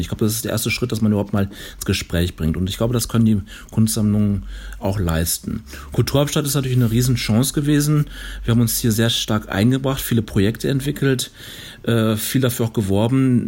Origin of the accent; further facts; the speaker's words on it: North Rhine-Westphalia, Germany; moved away as an adult; now in Chemnitz, Germany; ich komme ja aus, aus Nordrhein-Westfalen